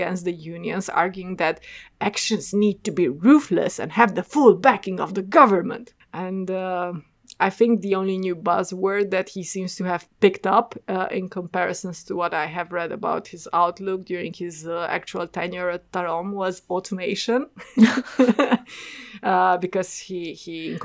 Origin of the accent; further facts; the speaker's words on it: Oradea, Bihor County, Romania; a regional airline with its base in my hometown